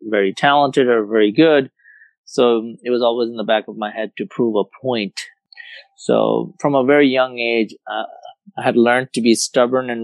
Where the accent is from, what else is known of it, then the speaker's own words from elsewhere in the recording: India; moved away as an adult; also born or lived in Philadelphia, United States / Dallas, United States; now in United States; I grew up in India, played tennis growing up